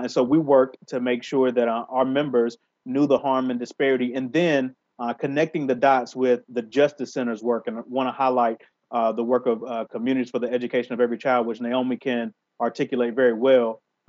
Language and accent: English; Sampson County, North Carolina, United States; I'm from Sampson County, which is very close to Hoke County, one of the original Leandro counties.